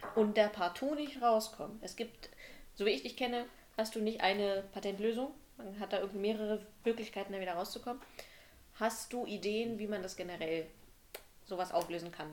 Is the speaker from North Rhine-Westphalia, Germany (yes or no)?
no; Brandenburg, Germany; moved away as an adult; now in Halle, Germany; wenn ich als Brandenburger hier in Halle sitze